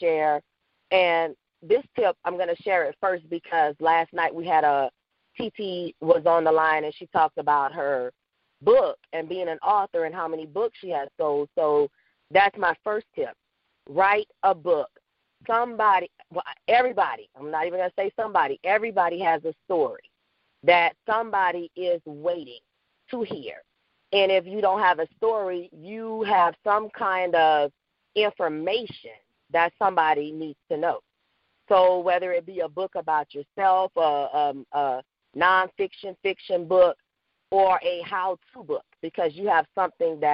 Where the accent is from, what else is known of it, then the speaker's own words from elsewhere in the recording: Louisiana, United States; now in Atlanta, United States; I am originally from Louisiana, but I reside now in Atlanta, Georgia